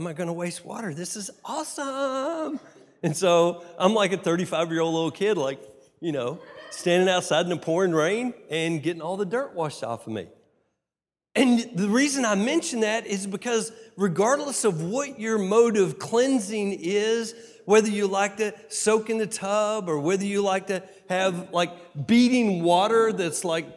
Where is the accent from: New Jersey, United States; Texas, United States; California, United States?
Texas, United States; I'm from Texas.